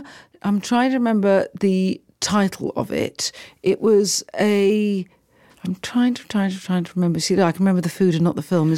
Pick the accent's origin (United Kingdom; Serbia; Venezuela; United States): United Kingdom; also born or lived in London; I feel very proud as a British person to hear this.